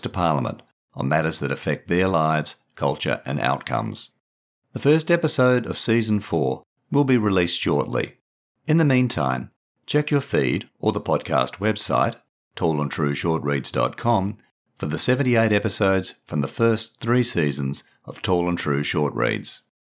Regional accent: Perth, Western Australia, Australia; elements of autofiction from my life, growing up in Perth

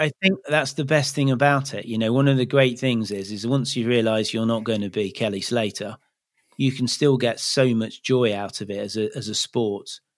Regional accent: Leicester, East Midlands, United Kingdom; now in Cornwall, United Kingdom; I grew up in Leicester, so that's not particularly near the sea

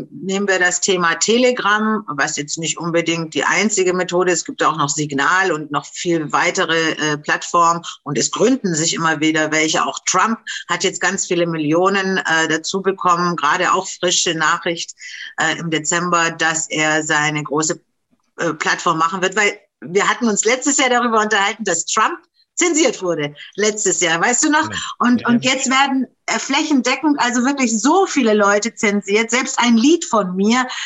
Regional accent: Germany; Du bist aus der Schweiz, ich komme aus Deutschland

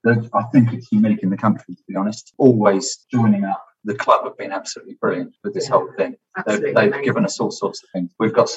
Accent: Watford, East of England, United Kingdom; I was born in the Spodales Hospital. I lived in Vicarage Road.

